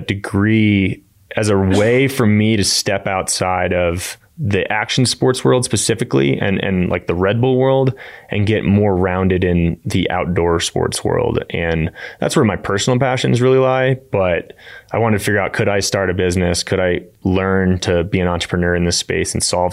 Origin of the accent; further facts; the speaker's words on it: Annapolis, Maryland, United States; moved away as an adult; now in Colorado, United States; I grew up in Annapolis, Maryland, and made my way to Colorado for college